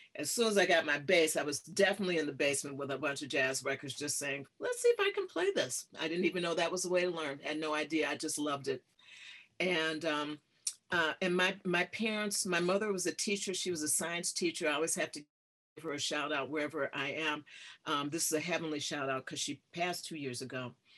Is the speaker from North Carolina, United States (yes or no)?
no; Detroit, Michigan, United States; I'm from Detroit, Michigan. That's my hometown